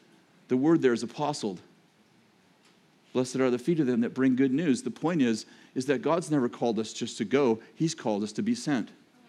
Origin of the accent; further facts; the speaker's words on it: Texas, United States; that's what I am, because I'm from Texas.